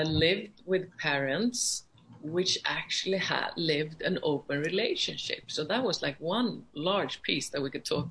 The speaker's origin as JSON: {"language": "English", "area": "right outside Stockholm", "region": "Stockholm County", "country": "Sweden", "tie": "born or raised there", "also_born_or_lived": "Iceland", "said": "I grew up right outside Stockholm, so I'm Swedish"}